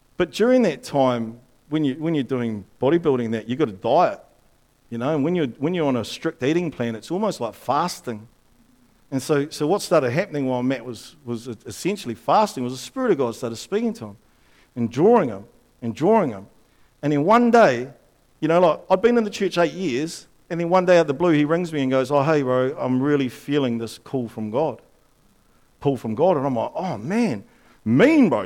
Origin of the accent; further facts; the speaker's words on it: Upper Hutt, Wellington, New Zealand; when I grew up in Upper Hutt